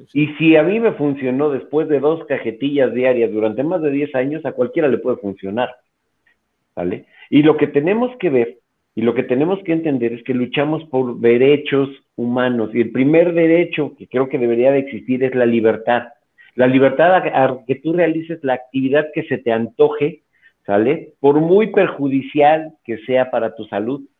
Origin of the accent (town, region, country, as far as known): Mexico